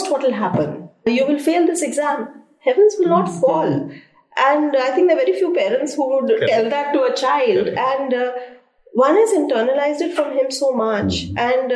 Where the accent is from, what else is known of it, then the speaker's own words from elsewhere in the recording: Delhi, India; I'm born and brought up in Delhi